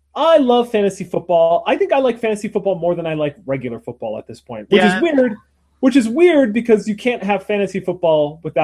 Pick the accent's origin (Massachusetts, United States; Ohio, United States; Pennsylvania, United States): Pennsylvania, United States; Lackawanna County; moved away; I grew up in Pennsylvania in our area. Like the name of my county was Lackawanna